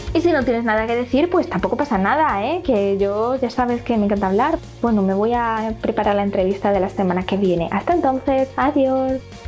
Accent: Spain

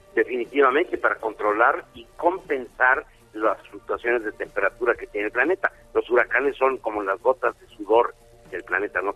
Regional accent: Mexico

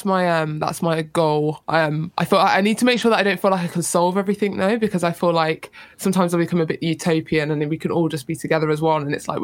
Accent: Jamaica; I'm a Jamaican as well.

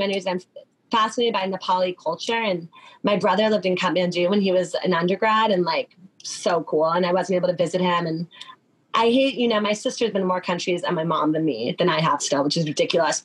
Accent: New Jersey, United States; I'm from New Jersey

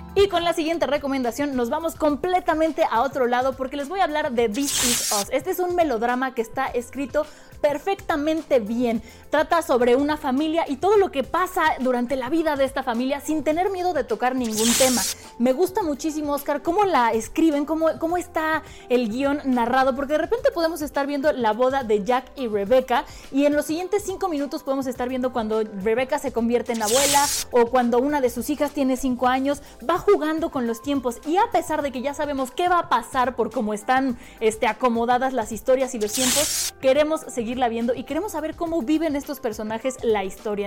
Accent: Mexico; muchos en México tuvimos que esperar para poder verla

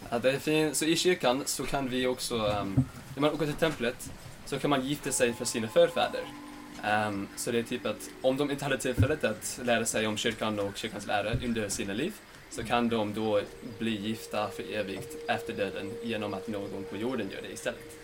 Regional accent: Layton, Utah, United States; Swedish is a second language; moved away as an adult; now in Sweden; Jag kommer ifrån uh, Layton, Utah i USA

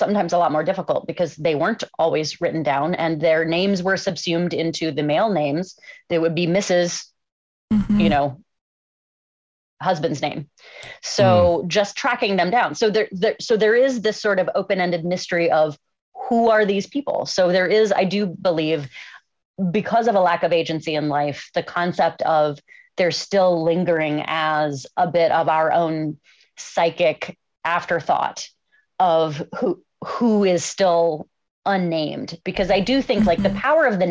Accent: Cincinnati, Ohio, United States; my hometown of Cincinnati

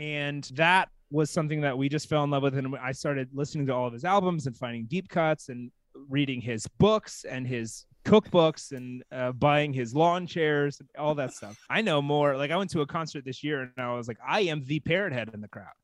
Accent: Texas, United States; I am a Texan. I'm from Texas

